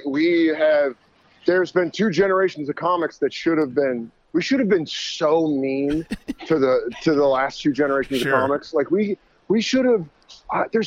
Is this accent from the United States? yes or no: yes; Colorado, United States; growing up in Colorado